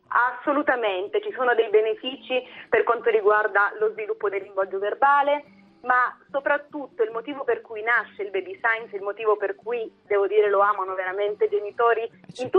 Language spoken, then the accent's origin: Italian; Sicily, Italy; io poi sono siciliana